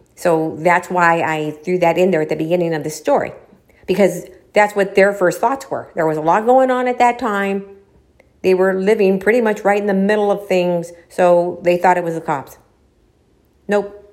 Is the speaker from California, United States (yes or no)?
yes; Los Angeles, California, United States; I was born